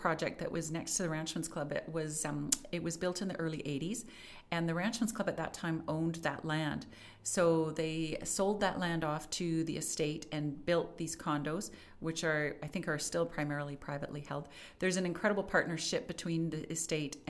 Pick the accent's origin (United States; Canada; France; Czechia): Canada; Calgary, Alberta; also born or lived in Ottawa / Vancouver; born and raised in Calgary